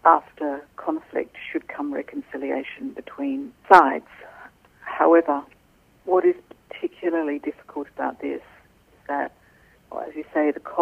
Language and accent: English; Australia; growing up in Australia